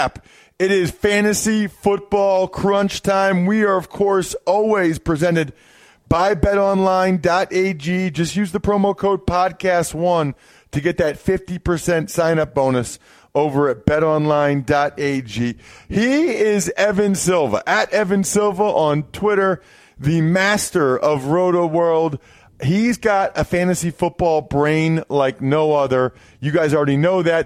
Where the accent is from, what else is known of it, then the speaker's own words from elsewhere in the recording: Reading, Pennsylvania, United States; my hometown in Reading, Pennsylvania